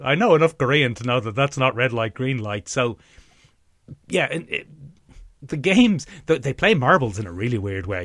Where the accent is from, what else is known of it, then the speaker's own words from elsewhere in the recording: Ireland; as Irish people of our approximate generation